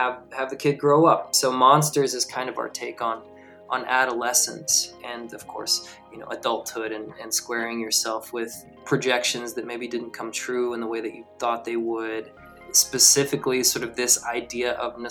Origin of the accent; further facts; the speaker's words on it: Atlanta, Georgia, United States; I'm from Atlanta